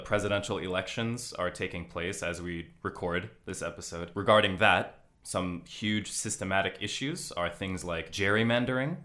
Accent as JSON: {"language": "English", "town": "Los Angeles", "region": "California", "country": "United States", "also_born_or_lived": "Hokkaido", "moved": "as an adult", "lives_now": "Tokyo, Japan", "said": "I'm from Los Angeles"}